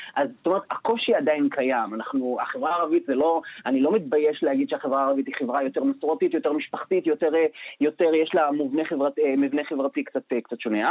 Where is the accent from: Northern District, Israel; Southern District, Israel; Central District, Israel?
Northern District, Israel; Nof HaGalil; אני במקור מהצפון, נצרת עילית, נוף הגליל